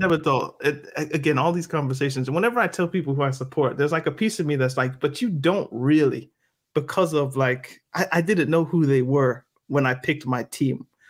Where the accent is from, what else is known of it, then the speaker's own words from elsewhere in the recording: Halifax, Nova Scotia, Canada; now in Greensboro, United States; I was born in Halifax, Nova Scotia